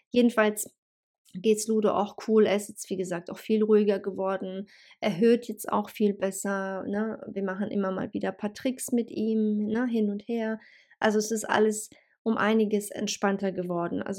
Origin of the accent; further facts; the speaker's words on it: Bosnia & Herzegovina; now in Hanover, Germany; ursprünglich komme ich ja sowieso aus Bosnien und ähm, ja, das ist halt für mich eigentlich äh, Home Homecoming, sage ich jetzt mal